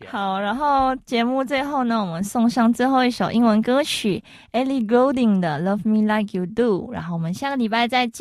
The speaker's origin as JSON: {"language": "Chinese", "country": "Malaysia", "moved": "yes", "lives_now": "Taiwan", "said": "我们马来西亚人就是真的会，哎，青菜啦"}